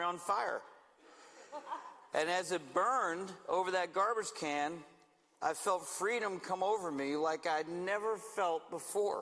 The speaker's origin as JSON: {"language": "English", "town": "Stuart", "region": "Florida", "country": "United States", "tie": "born or raised there", "also_born_or_lived": "Savannah, Georgia / Woodland Park, Colorado", "moved": "as an adult", "lives_now": "Manteca, United States", "said": "God moved us back to Stuart, Florida, where I served as pastor of worship and community care at a church in my hometown"}